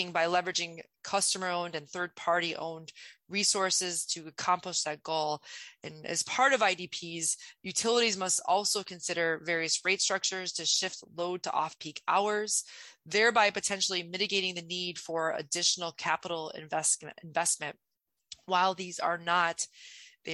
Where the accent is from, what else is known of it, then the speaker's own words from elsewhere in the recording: Ottawa, Illinois, United States; I actually grew up in rural Illinois. It's called Ottawa, Illinois